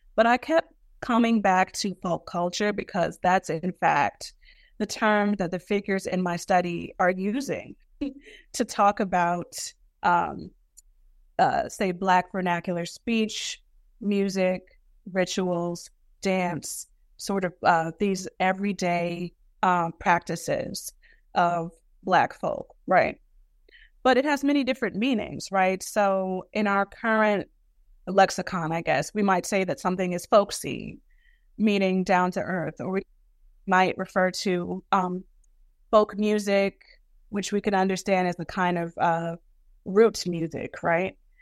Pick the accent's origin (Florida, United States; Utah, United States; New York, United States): New York, United States; Brooklyn; growing up in Brooklyn